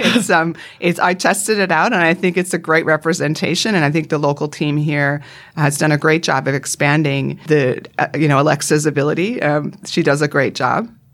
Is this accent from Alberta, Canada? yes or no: no; Vancouver Island, British Columbia, Canada; accent: North American; moved away as an adult; also born or lived in United States; now in Sydney, Australia; I grew up, my parents are still in, on Vancouver Island in Canada.